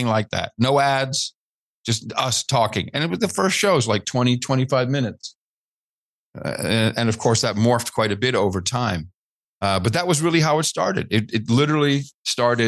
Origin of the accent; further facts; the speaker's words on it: Netherlands; growing up in the Netherlands